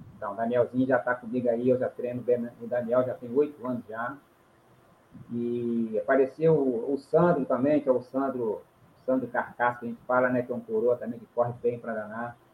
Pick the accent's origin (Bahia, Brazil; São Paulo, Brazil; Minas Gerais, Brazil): Minas Gerais, Brazil; João Monlevade; moved away as an adult; now in Espírito Santo, Brazil; venho da cidade de João Levade, aí, Minas Gerais